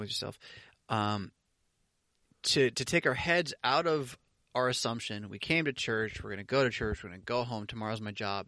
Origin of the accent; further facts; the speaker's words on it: United States; I'm an American